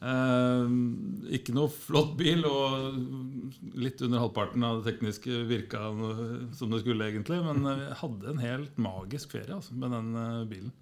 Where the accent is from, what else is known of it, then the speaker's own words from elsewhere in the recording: Skarnes, Innlandet, Norway; jeg er født på Skarnes, eh, litt på, på, på, på, landet